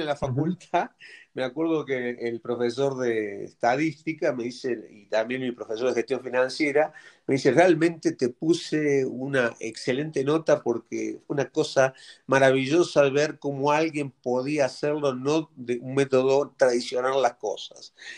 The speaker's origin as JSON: {"language": "Spanish", "country": "Argentina", "also_born_or_lived": "Mexico", "moved": "yes", "said": "yo siendo argentino"}